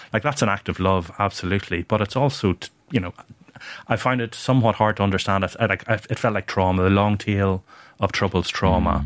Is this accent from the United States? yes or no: no; Banbridge, Northern Ireland, United Kingdom; my hometown of, my birthplace of, of Ban Bridge